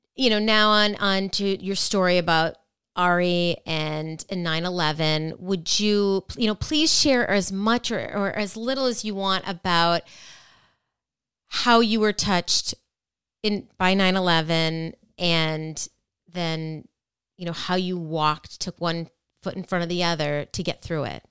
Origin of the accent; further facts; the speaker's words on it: Minnesota, United States; I'm from Minnesota as well